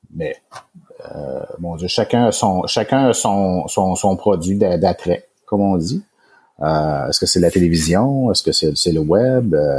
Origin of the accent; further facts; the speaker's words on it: Quebec City, Quebec, Canada; also born or lived in Charlevoix; j'ai été élevé ici à Québec